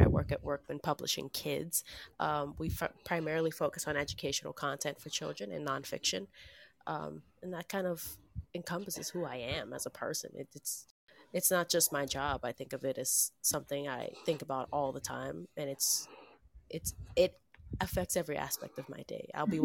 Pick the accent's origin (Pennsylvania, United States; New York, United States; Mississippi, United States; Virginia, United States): New York, United States; New York City; now in Long Island, United States; I was born in the Bronx. I live in Long Island now